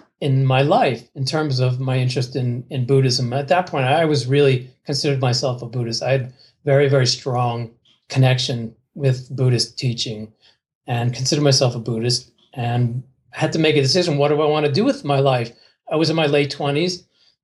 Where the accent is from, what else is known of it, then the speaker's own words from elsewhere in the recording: New Jersey, United States; I was raised in New Jersey, near, very close to New York City